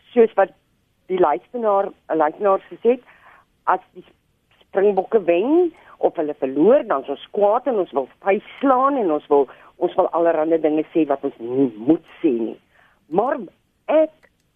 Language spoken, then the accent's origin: Afrikaans; South Africa; ons meer as Suid-Afrikaners